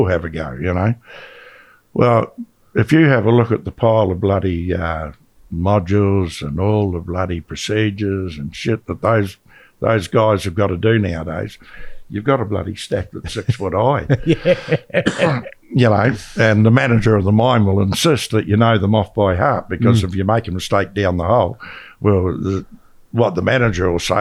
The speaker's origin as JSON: {"language": "English", "country": "Australia", "said": "we're from Australia"}